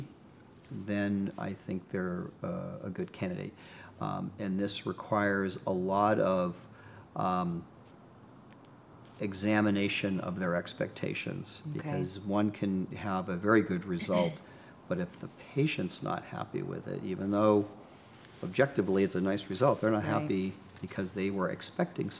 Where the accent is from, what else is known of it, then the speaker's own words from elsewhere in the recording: Boston, Massachusetts, United States; moved away as an adult; also born or lived in New Hampshire / New York City / Los Angeles; now in Pasadena, United States; Yes, I'm from Boston. I grew up in New England